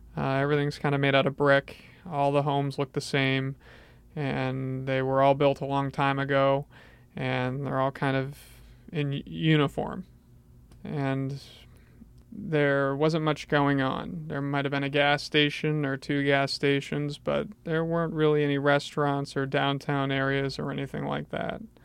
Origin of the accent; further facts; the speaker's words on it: Portland, Maine, United States; also born or lived in Bangor, Maine; was taken to Southern Maine and grew up in this area.